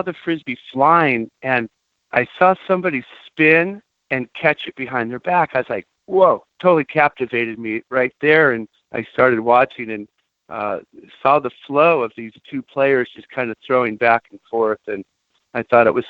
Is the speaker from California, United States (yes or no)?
yes; Santa Barbara, California, United States; growing up in Santa Barbara